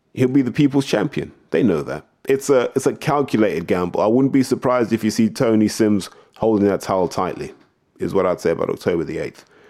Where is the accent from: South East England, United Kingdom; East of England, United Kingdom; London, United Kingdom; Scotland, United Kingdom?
South East England, United Kingdom; Southeast; moved away; I'm gonna try and go back home to watch the Southeast finals. So I'm gonna go and cheer on the guys at Black Belize Boxing Club, you know, my hometown club